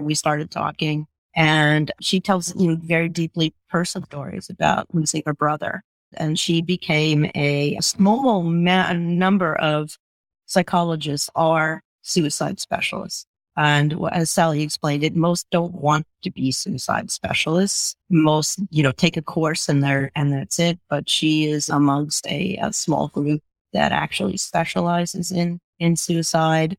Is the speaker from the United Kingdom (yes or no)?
no; Long Beach, New York, United States; I grew up on a, a, barrier beach off the, the coast of Long Island called Long Beach